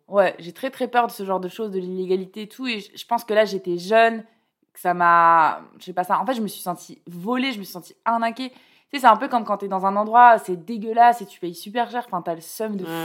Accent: Bordeaux, Nouvelle-Aquitaine, France; moved away as an adult; also born or lived in Toulouse; now in Paris, France; moi je viens de, enfin j'ai grandi à Bordeaux et j'ai fait mes études à Toulouse

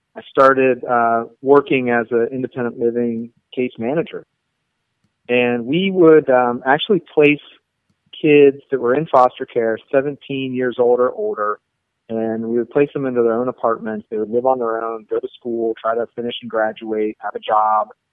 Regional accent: Pittsburgh, Pennsylvania, United States; moved away as an adult; also born or lived in Missoula, Montana; I'm from Pittsburgh originally, and I was born and raised there

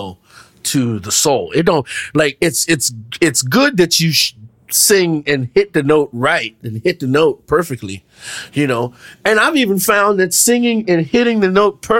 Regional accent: Washington, District of Columbia, United States; I grew up in D.C.

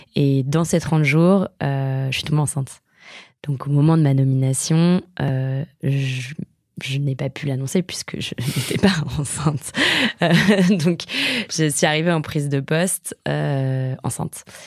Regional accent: a village in the Fontainebleau forest, Île-de-France, France; j'ai grandi dans un village de la forêt de Fontainebleau qui est très connu pour l'escalade

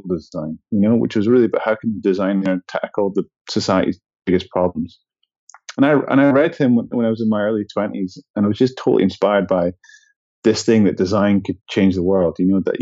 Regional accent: Edinburgh, Scotland, United Kingdom; where I grew up in Scotland

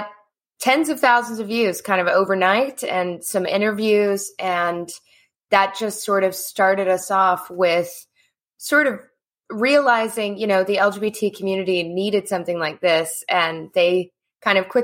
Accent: Mississippi, United States; I grew up in Mississippi

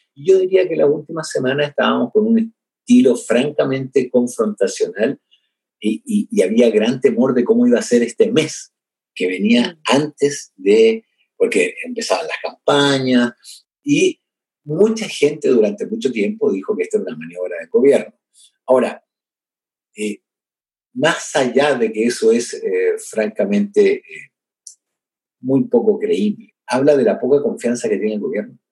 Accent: Chile; acá en mi país

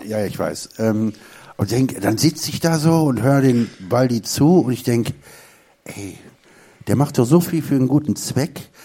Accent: Duisburg, North Rhine-Westphalia, Germany; Ich komme ja aus dem Ruhrgebiet, also wie gesagt aus Duisburg.

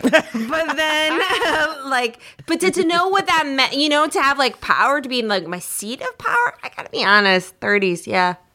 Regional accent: Minnesota, United States; moved away; growing up in Minnesota

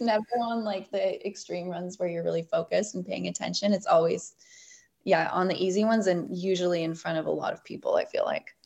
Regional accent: Bowen Island, British Columbia, Canada; growing up on Bowen, too, you just develop this great appreciation for being outside and on the West Coast

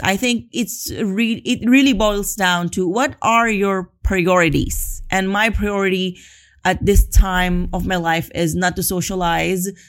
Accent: Philippines; moved away as an adult; now in Spain; I'm from the Philippines

